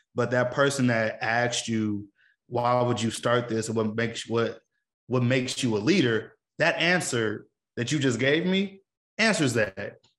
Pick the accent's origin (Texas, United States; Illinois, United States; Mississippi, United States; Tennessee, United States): Illinois, United States; Chicago; being a Chicagoan